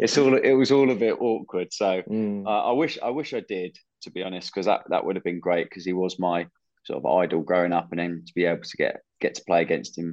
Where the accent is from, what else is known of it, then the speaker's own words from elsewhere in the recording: Surrey, South East England, United Kingdom; I was coming from Surrey.